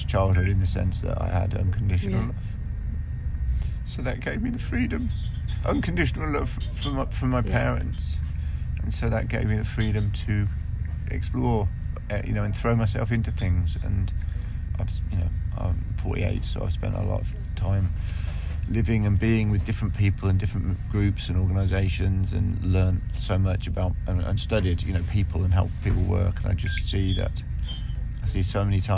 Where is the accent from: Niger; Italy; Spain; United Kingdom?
United Kingdom; Kettering, East Midlands; I was born in Kettering, which is a small town in Northamptonshire, you know, and it was rough when I was growing up.